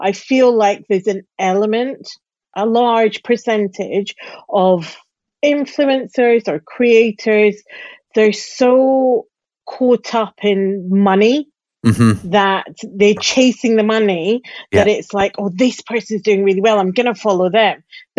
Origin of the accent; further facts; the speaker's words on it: Glasgow, Scotland, United Kingdom; accent: Glasgow; now in London, United Kingdom; So my accent is definitely softer than it would be if I was living in Glasgow. However, we have a Glasgow contingent in London.